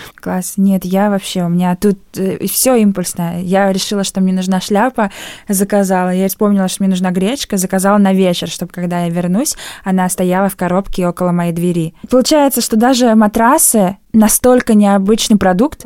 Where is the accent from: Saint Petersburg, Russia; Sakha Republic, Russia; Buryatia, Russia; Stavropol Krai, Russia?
Buryatia, Russia; Ulan-Ude; в моем родном городе Улан-Удэ